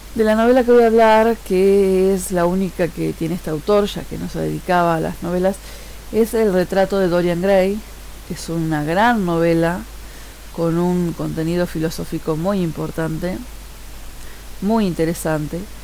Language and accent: Spanish; Uruguay; soy uruguaya